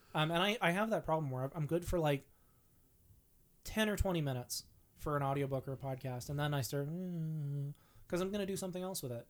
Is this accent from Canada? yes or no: yes; Vancouver Island, British Columbia, Canada; I grew up on Vancouver Island.